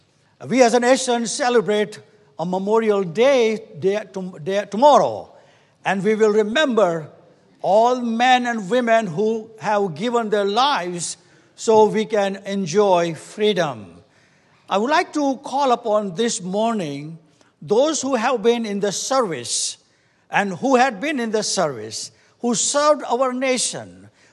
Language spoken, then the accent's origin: English; India; We come from India, and we have nothing about that. And we are very grateful the Lord has brought in this country.